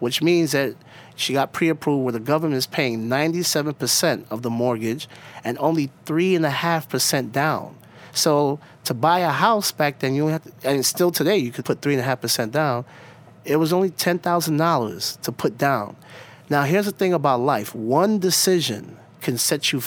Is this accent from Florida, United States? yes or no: no; New York City, New York, United States; also born or lived in Park Slope, Brooklyn; growing up in East Flatbush for the first 17 years of my life